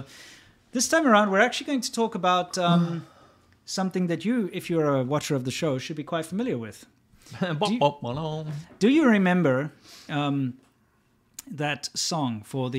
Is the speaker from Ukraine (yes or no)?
no; South Africa; now in United States; I'm South African, West African.